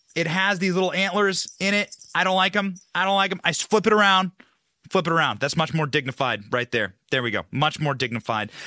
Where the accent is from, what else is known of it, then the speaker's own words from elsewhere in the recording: Iowa, United States; now in Tampa Bay, United States; I'm from Iowa. That's where I was raised.